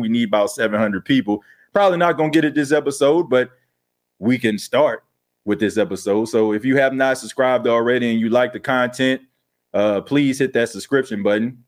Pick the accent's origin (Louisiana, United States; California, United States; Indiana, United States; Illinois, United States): Louisiana, United States; New Orleans; now in Myrtle Beach, United States; I was born and raised in New Orleans, man. Grew up in the Night Ward area